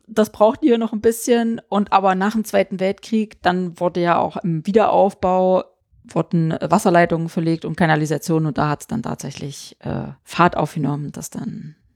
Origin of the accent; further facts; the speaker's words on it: eastern Germany, Germany; also ich komme ja aus dem Osten, ne?